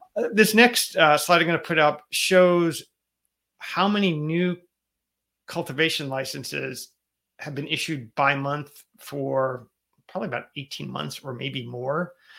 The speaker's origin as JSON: {"language": "English", "region": "Connecticut", "country": "United States", "said": "here in my home state of Connecticut"}